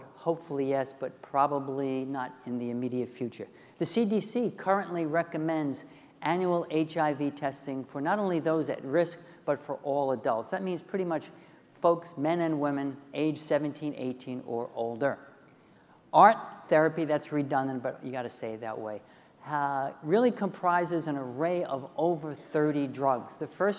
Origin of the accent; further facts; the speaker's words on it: Cleveland, Ohio, United States; Okay, so you know I'm from Cleveland.